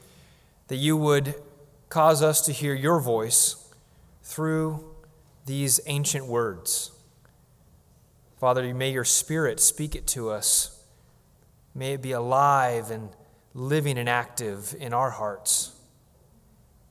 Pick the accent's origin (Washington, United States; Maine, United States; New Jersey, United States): Washington, United States; when I was a child growing up in Washington State